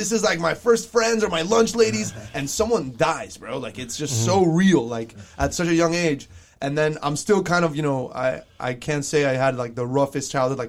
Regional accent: Doral, Florida, United States; also born or lived in South Miami; It was just crazy for me because I was coming from Doral. And obviously my parents get divorced. And then I end up South Miami, different home. We moved. And I just go to a brand new school, Sunset Elementary.

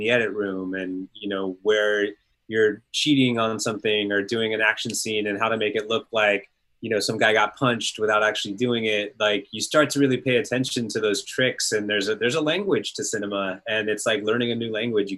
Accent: Northern California, United States; I grew up in Northern California

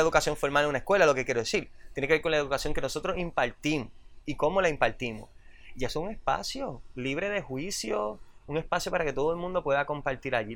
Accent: Puerto Rico; yo me crié en Roosevelt

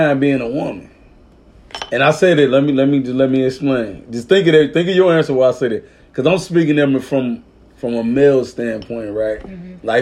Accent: Arkansas, United States; I'm from Arkansas

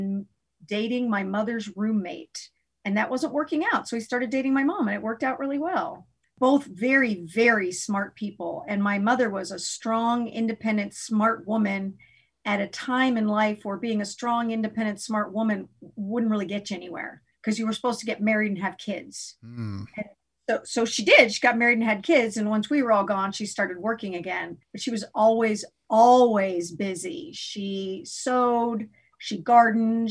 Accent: Newtown, Connecticut, United States; moved away as an adult; also born or lived in Orlando, Florida / Indianapolis area; now in Indianapolis, United States; I was born in Orlando, Florida, but at a very young age, moved to Newtown, Connecticut, where I was raised and lived there until I went away to college

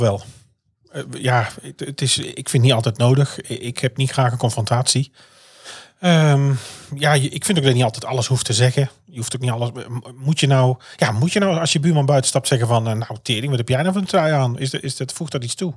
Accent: North Brabant, Netherlands; hier bij ons in Brabant

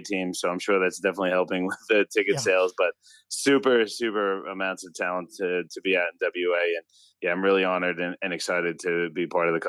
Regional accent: New York, United States; now in Australia; I grew up in New York.

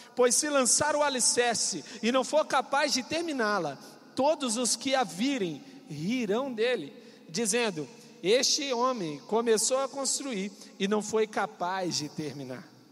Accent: Coronel Fabriciano, Minas Gerais, Brazil; moved away as an adult; also born or lived in Paudalho, Pernambuco / João Pessoa, Paraíba; Coronel Fabriciano. É uma megalópole, uma cidade gigantesca, onde eu nasci. Essa cidade tem a testemunha da existência dela, que sou eu. Então estou te avisando, ela existe. Nessa cidade foi o lugar onde eu vivi a minha infância

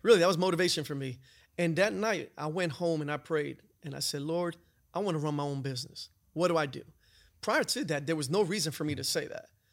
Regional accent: New York City, New York, United States; moved away as an adult; also born or lived in North Carolina; I grew up in New York. I grew up in the city, uh, in the Bronx

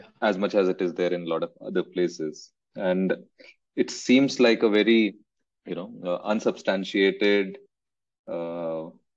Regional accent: Rishikesh, Uttarakhand, India; I'm from Rishikesh

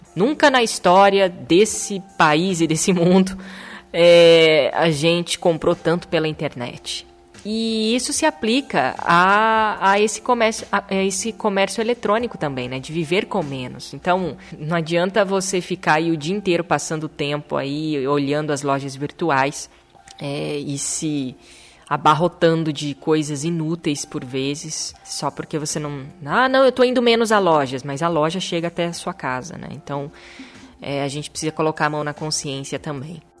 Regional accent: Maringá, Paraná, Brazil; moved away as an adult; also born or lived in Chester, England / Italy; voltamos para nossa terra natal, que é Maringá, no interior do Paraná, uma cidade maravilhosa, a cidade onde eu nasci

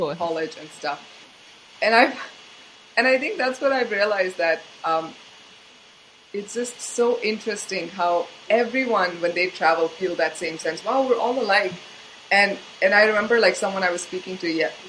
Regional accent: India; moved away; being born in India

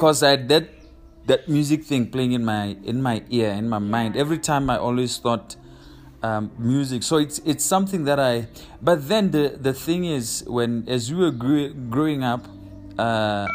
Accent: Bulawayo, Zimbabwe; moved away as an adult; now in Botswana; I was born and raised in Bulawayo, Zimbabwe

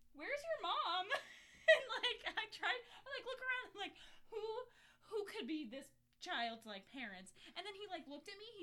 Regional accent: Ohio, United States; I grew up in Ohio

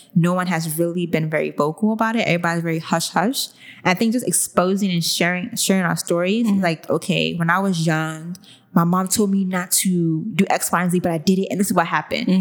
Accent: Nigeria; our parents teach us Nigerian girls

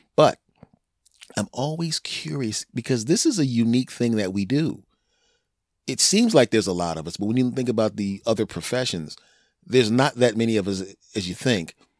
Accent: Philadelphia, Pennsylvania, United States; moved away; also born or lived in Cherry Hill, New Jersey; I'm originally from Philadelphia, Pennsylvania

